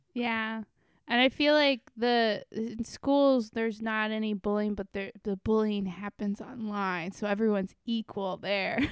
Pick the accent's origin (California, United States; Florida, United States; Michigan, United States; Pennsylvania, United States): Florida, United States; growing up in Florida